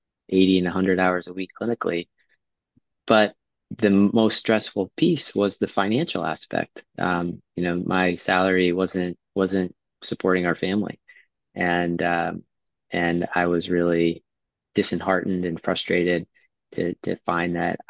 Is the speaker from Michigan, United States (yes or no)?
no; New Hampshire, United States; moved away; also born or lived in Western Massachusetts / Dartmouth / Boston; grew up in New Hampshire